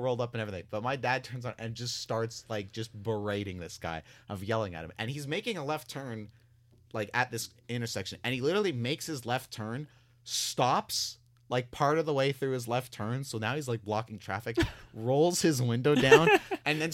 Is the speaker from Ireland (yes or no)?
no; Canada; we're Canadian